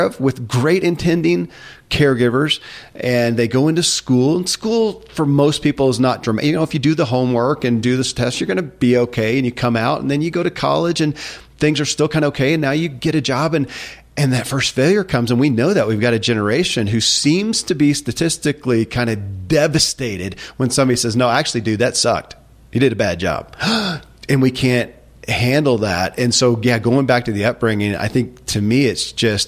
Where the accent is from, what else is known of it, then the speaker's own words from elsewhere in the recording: Kentucky, United States; I grew up in Kentucky